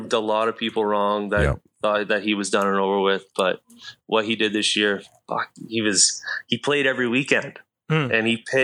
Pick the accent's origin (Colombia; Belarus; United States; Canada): Canada; Grand Valley, Ontario; I'm from Grand Valley and say that I'm from there and played all my minor ball there